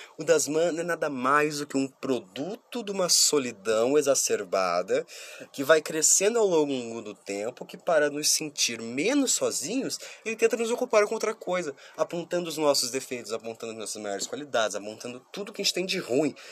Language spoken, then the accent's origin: Portuguese; Curitiba, Paraná, Brazil; eu sou de Curitiba